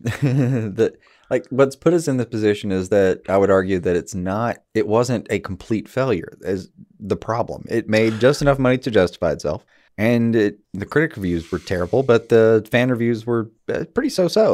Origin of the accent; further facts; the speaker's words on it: Alabama, United States; I'm from Alabama.